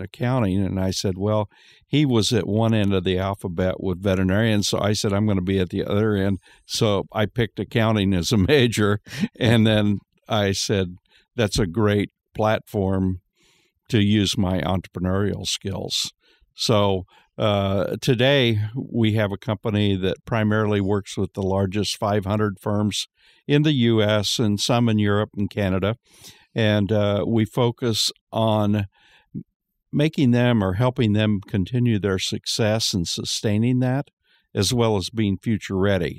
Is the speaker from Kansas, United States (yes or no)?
yes; Kansas, United States; I'm from Kansas